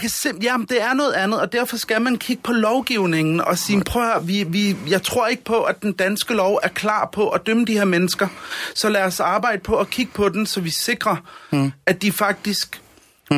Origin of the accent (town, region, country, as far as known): Denmark